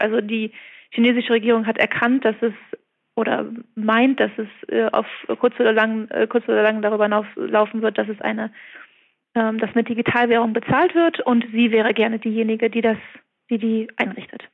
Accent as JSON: {"language": "German", "country": "Germany", "moved": "yes", "lives_now": "Beijing, China", "said": "als Deutsche"}